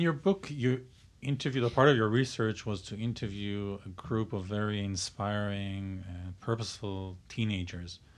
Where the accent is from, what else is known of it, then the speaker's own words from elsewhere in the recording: Israel; moved away; I'm from Israel